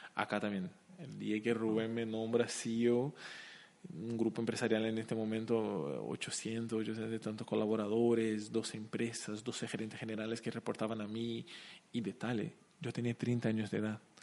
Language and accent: Spanish; Curitiba, Paraná, Brazil; Spanish is a second language; moved away as an adult; also born or lived in Chile; now in Asunción, Paraguay; yo soy de Curitiba